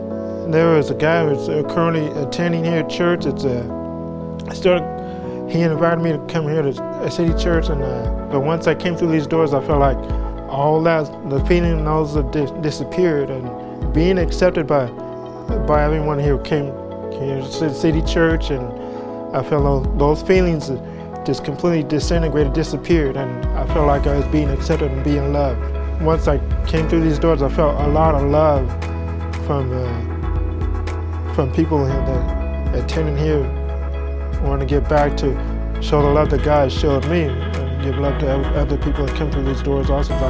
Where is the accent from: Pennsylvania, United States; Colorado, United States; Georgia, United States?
Colorado, United States; Colorado Springs; also born or lived in Chinook, Kansas; now in San Antonio, United States; Originally, I'm from Colorado Springs, Colorado. Moved to Chinook, Kansas with my adopted parents. And then from there, we moved here to San Antonio, and I went to Lee High School